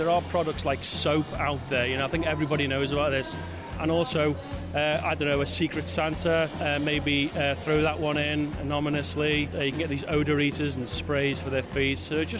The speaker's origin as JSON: {"language": "English", "country": "United Kingdom", "said": "being British"}